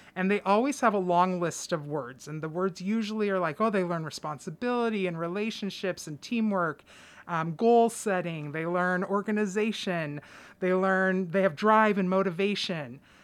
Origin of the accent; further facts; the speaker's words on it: Clatsop County, Oregon, United States; I am somebody who was born and raised in Clatsop County